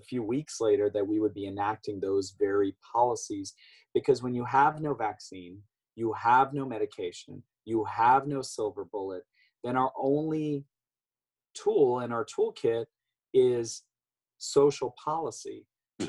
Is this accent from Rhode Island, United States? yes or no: no; Ohio, United States; my home state of Ohio